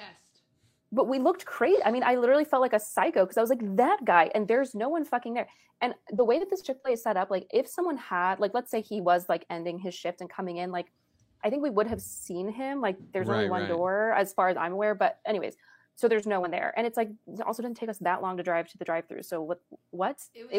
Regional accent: San Diego, California, United States; San Diego.

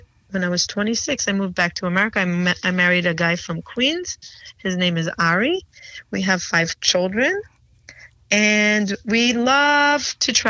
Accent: Jerusalem, Jerusalem District, Israel; moved away as an adult; also born or lived in Peoria, Illinois / New York / Florida; now in United States; I grew up in Israel. I was actually born in Peoria, Illinois. I come from an ultra-Orthodox Jewish family. My parents moved to Israel when I was two

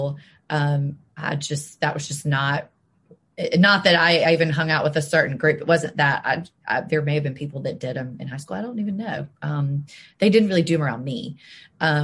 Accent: Jackson, Mississippi, United States; also born or lived in Memphis, Tennessee / Selma, Alabama; I've lived in Jackson almost my whole life

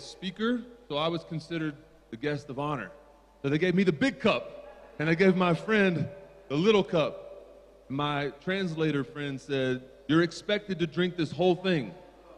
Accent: Tennessee, United States; accent: American; I come from Tennessee in the eastern part of the United States.

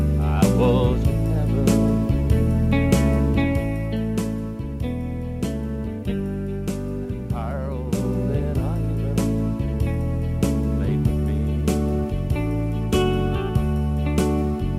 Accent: Madawaska, Ontario, Canada; I'm from Madawaska

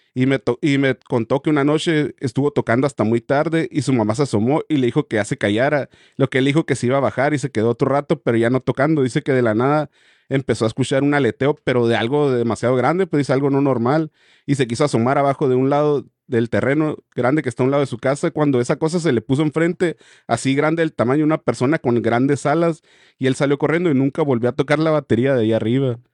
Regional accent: Guadalajara, Jalisco, Mexico; yo soy de Guadalajara y exactamente de San José del 15, se llama así, que está a máximo 10 minutos del aeropuerto. Yo tendría algunos ocho años cuando mi tía se fue a rentar enfrente de mi casa

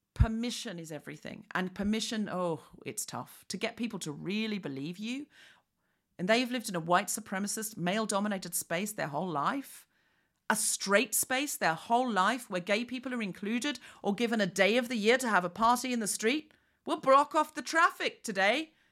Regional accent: Queensland, Australia; moved away as an adult; also born or lived in London; I was raised in Queensland

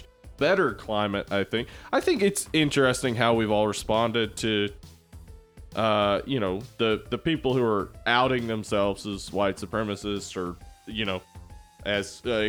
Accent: Jefferson County, the South, United States; I grew up here in Jefferson County.

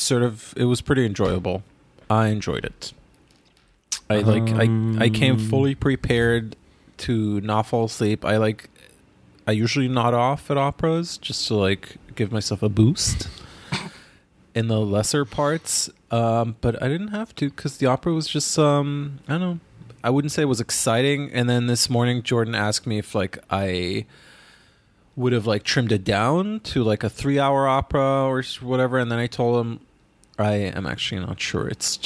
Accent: Ghana; I remember going with my aunt in 2003 in my hometown, Ghana, to see a six-hour-long movie called The Best of Youth

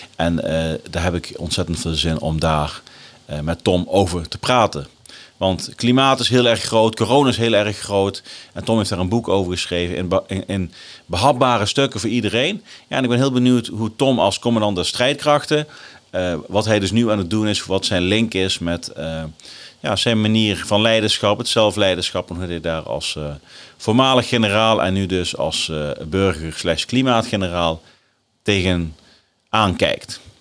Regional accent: Nijmegen, Gelderland, Netherlands; in Nijmegen, mijn geboortestad

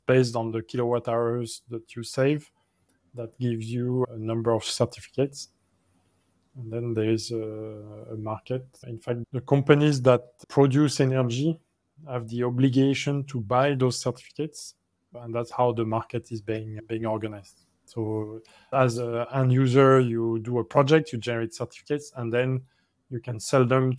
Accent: France; moved away; my home country like France

